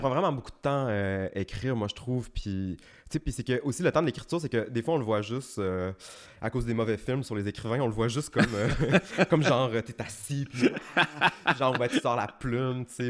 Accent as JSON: {"language": "French", "town": "Chicoutimi", "region": "Quebec", "country": "Canada", "tie": "born or raised there", "said": "j'ai grandi à Chicoutimi, puis à Chicoutimi encore. Mais toute ma famille vient du Lac-Saint-Jean, de Dolbeau"}